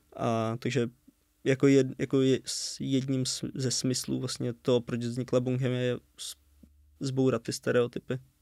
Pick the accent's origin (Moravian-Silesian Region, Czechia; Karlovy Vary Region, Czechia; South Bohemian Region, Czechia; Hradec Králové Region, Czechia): Hradec Králové Region, Czechia; Červený Kostelec; moved away as an adult; now in Brno, Czech Republic; v Červeném kostelci, odkud jsme.